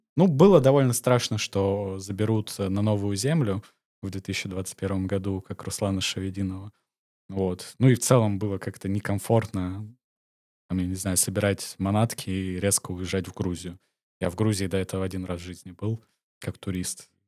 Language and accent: Russian; Omsk, Omsk Oblast, Russia; moved away as an adult; also born or lived in Georgia / Turkey / Spain; now in Montenegro; я сам из Омска.